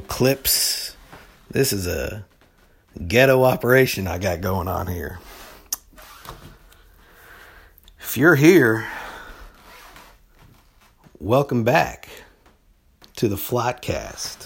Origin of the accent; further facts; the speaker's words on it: Topeka, Kansas, United States; We're all from Topeka in one way or another